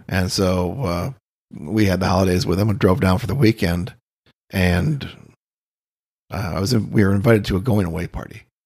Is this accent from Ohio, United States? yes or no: no; Austin, Minnesota, United States; also born or lived in Boulder / Denver; now in Key West, United States; I grew up in Austin, Minnesota